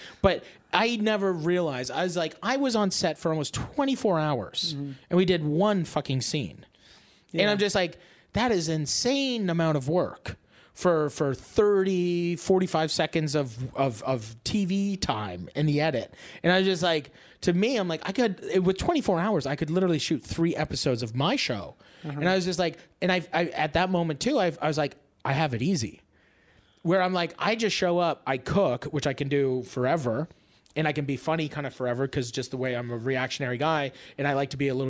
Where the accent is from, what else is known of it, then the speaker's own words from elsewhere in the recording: Canada; being like a Canadian guy who like comes to California.